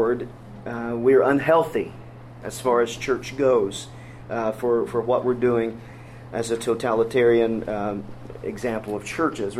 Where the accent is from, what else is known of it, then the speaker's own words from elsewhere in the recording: Kentucky, United States; I grew up in Kentucky